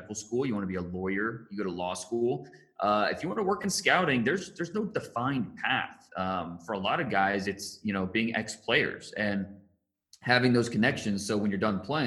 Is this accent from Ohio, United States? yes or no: yes; Northeast Ohio, United States; I grew up in Northeast Ohio, which is a football crazed area.